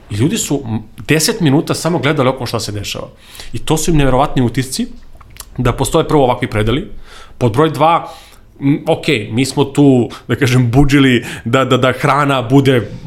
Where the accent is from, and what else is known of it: Serbia